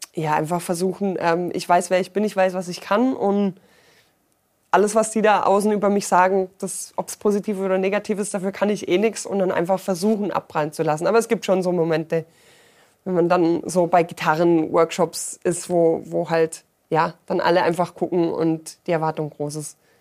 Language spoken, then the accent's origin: German; Ulm, Baden-Württemberg, Germany; now in Allgäu, Germany; komme gebürtig eigentlich aus Ulm